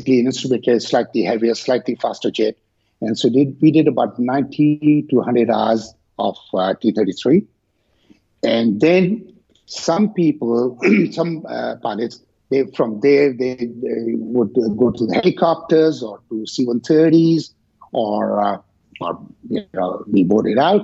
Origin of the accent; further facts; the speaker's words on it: Pakistan; I was born and raised in Pakistan